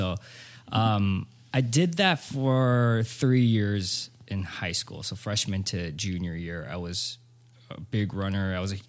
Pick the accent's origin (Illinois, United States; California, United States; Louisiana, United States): California, United States; Cerritos; So I grew up in Southern California. I'm from Cerritos, California, which is not too far from here.